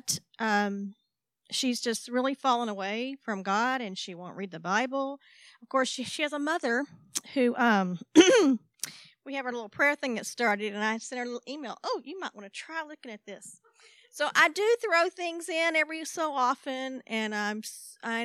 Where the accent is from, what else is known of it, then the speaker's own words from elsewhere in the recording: China Spring, Texas, United States; now in Robinson, United States; I've lived here all my life. I was raised in China Spring, and now I live in Robinson